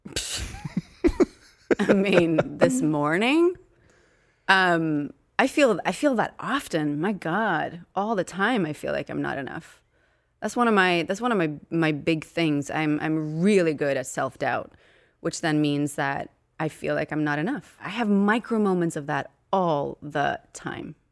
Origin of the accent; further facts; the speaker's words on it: Uppsala, Uppsala County, Sweden; moved away as an adult; now in United States; I'm from Sweden